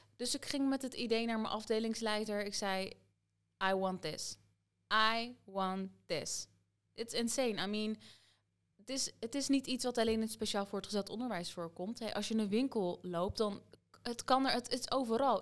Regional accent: Soest, Utrecht, Netherlands; ik woon hier nog steeds, mijn hele leven lang

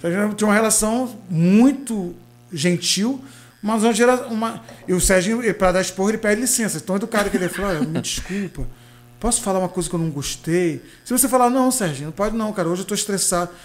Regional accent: Macaé, Rio de Janeiro, Brazil; pé de Macaé, onde eu fui criado ali

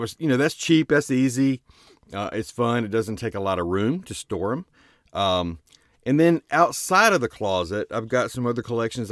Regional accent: Starkville, Mississippi, United States; I'm from Starkville

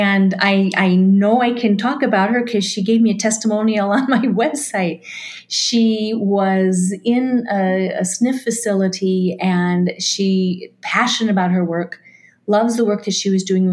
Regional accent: Minnesota, United States; I'm from Minnesota.

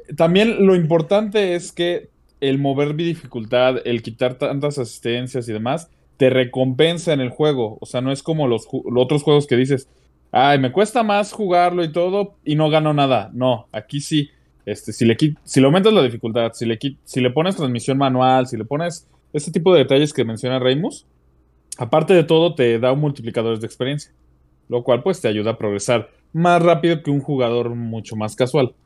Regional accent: Mexico; como mexicano uno siente, les digo, yo, yo siento bonito de ver mi país representado de buena manera

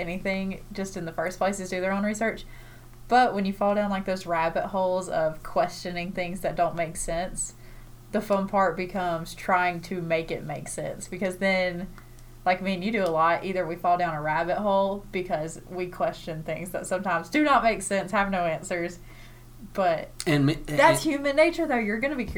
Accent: the South, United States; We're from the South

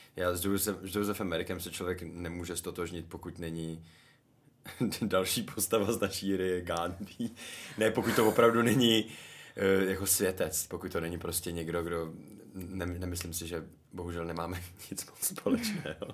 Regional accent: Karlovy Vary, Karlovy Vary Region, Czechia; now in České Budějovice, Czech Republic; byl jsem v Karlových Varech, odkud pocházím

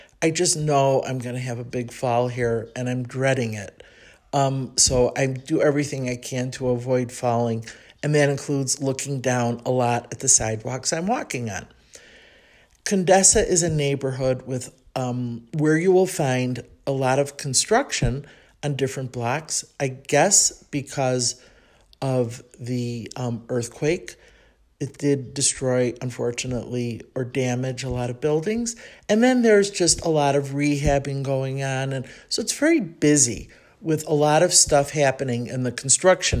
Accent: Chicago, Illinois, United States; accent: Chicago; moved away as an adult; now in Mexico City, Mexico; my Chicago accent

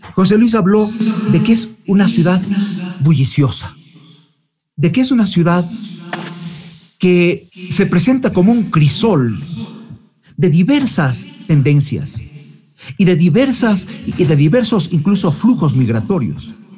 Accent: Ambato, Tungurahua, Ecuador; now in Cuenca, Ecuador; vivo hace 40 años aquí en Cuenca, pero siempre extraño mi tierra natal, mi Ambato

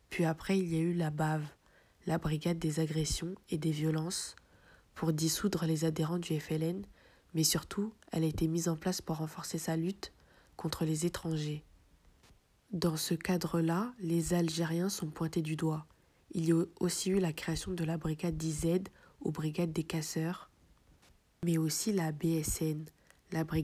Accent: France; je suis né en France, j'ai grandi en France, j'ai fait l'armée en France, et je me sens pas une seconde euh, chez moi.

